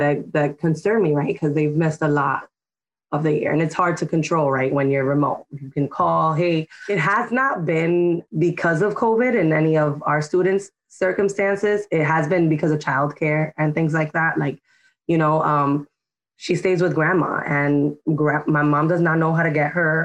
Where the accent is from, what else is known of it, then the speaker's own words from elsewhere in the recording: New York City, New York, United States; I grew up in Washington Heights and Dyckman